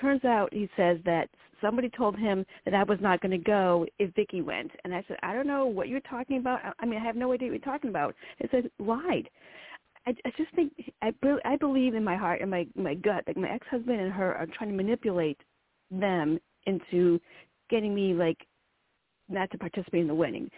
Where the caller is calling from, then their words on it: Virginia, United States; I'm calling from Virginia.